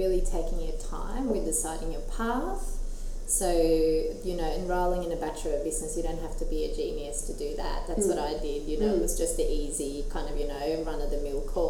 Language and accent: English; Skien, Vestfold og Telemark, Norway; moved away as an adult; now in Newcastle, Australia; I grew up in Skien, which is a little town in Norway with maybe 40,000 people, so 2 hours southeast of Oslo.